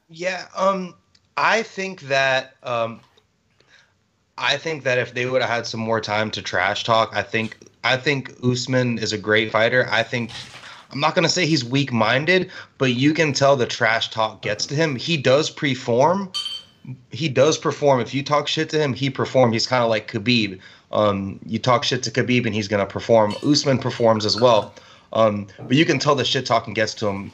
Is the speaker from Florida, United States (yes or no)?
yes; Miami, Florida, United States; I'm from Miami